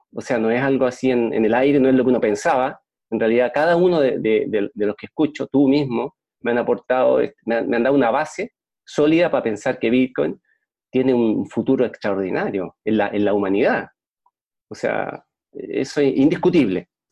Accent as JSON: {"language": "Spanish", "country": "Chile", "said": "Yo soy chileno y vivo en Puerto Montt"}